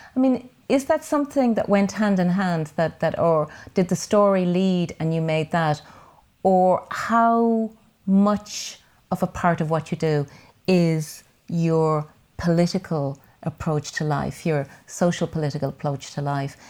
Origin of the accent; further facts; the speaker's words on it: Dublin, Leinster, Ireland; I grew up in Whitehall at the other, uh, corner of Ballymun and the flats